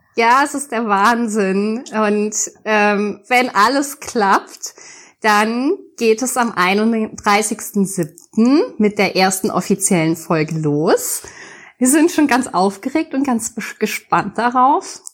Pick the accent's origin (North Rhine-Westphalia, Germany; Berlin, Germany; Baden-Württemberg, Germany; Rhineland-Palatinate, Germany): Rhineland-Palatinate, Germany; near Mainz; Ich komme aus Mainz, ich bin ein echtes Mainzer Mädchen. Zwar nicht ganz echt, ich bin nicht ganz in Mainz geboren, aber zumindest in der Umgebung